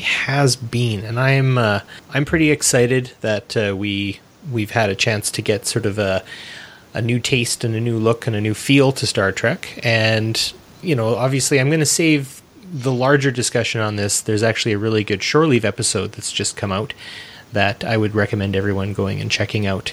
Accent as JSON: {"language": "English", "country": "Canada", "said": "I'm not an American, I'm a North American, and being Canadian was close enough for me"}